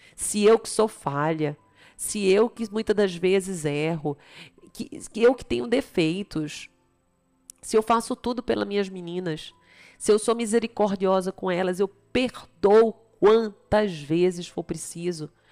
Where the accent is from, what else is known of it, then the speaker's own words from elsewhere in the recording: Recife, Pernambuco, Brazil; moved away; also born or lived in Campinas / São Paulo; eu sou de Recife